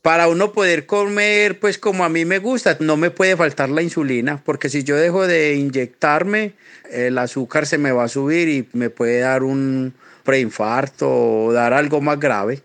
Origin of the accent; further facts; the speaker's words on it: Colombia; now in Boston, United States; soy colombiano, vivo en estos momentos en Boston